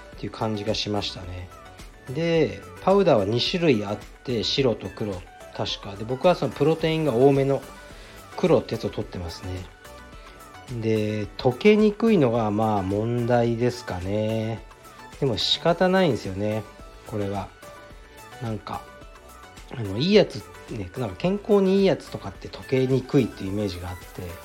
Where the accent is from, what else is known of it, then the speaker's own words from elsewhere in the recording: Fukuoka, Japan; also born or lived in Nishi-Azabu, Tokyo; now in Tokyo, Japan; 福岡出身ですね、僕は。